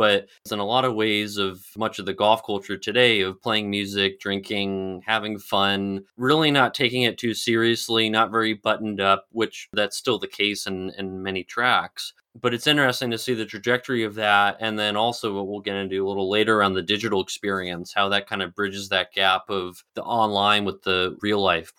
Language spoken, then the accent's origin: English; California, United States; I grew up in California, studied business law in Arizona, Arizona State, played water polo.